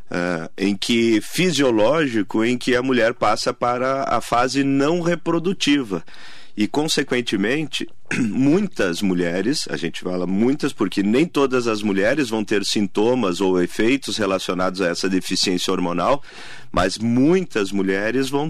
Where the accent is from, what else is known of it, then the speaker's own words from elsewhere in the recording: Rio Grande do Sul, Brazil; now in Mogi das Cruzes, Brazil; É, mas já resido em São Paulo já há bastante tempo, em Mogi há 12 anos.